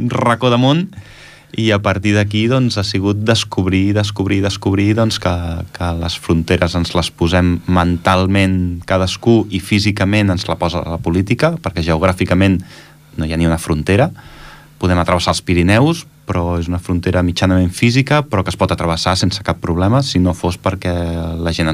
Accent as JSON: {"language": "Catalan", "region": "Catalonia", "country": "Spain", "tie": "born or raised there", "also_born_or_lived": "Germany", "said": "jo vaig néixer a Alemanya, i els meus pares van ser emigrants allà a Alemanya, van estar 8 anys treballant a Alemanya, i jo vaig néixer a Alemanya, i per tant, jo en 3 mesos em van vindre cap aquí"}